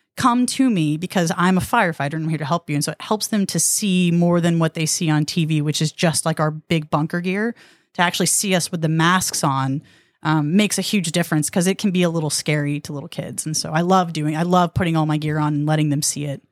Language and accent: English; Rockwall, Texas, United States; I'm from Rockwall